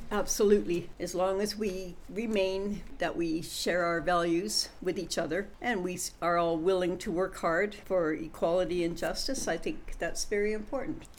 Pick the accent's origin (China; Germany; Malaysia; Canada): Canada; Western Canada; I'm a Westerner